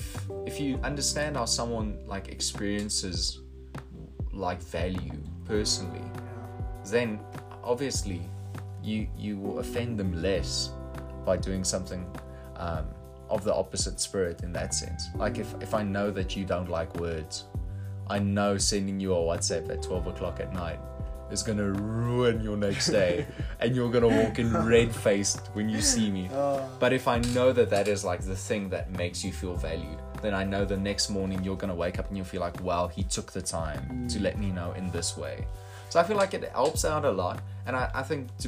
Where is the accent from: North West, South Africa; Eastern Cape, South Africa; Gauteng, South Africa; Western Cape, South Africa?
North West, South Africa; Potchefstroom; I'm from Poch